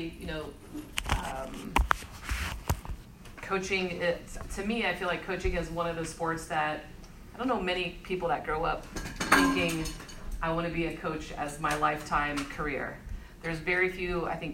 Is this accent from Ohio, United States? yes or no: yes; Ohio, United States; moved away as an adult; also born or lived in Myrtle Beach, South Carolina; I grew up in Ohio